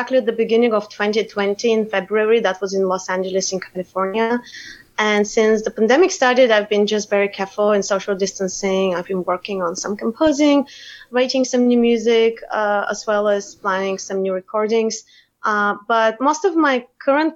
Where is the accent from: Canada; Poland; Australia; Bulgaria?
Bulgaria; Plovdiv, Plovdiv Province; moved away as an adult; also born or lived in Sofia, Bulgaria / Boston; I was born in Sofia, the capital of Bulgaria, and raised in Plovdiv, which is the second big city in Bulgaria.